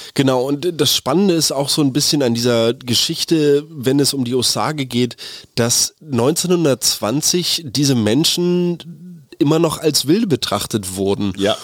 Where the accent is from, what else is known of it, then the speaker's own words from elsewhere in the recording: Germany; hier bei uns in Deutschland